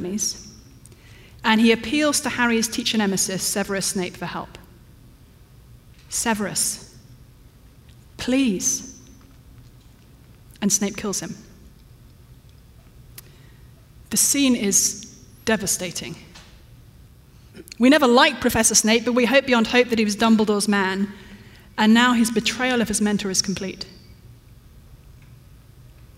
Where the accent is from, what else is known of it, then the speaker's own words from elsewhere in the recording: London, United Kingdom; moved away; my hometown of London